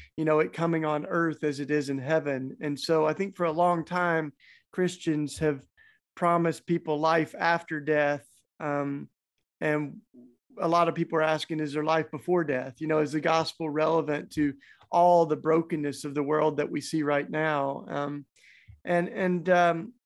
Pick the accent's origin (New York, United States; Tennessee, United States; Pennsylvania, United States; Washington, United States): Tennessee, United States; accent: southern; moved away; also born or lived in Philadelphia; I grew up down south in Tennessee. That's why I've got my charming southern accent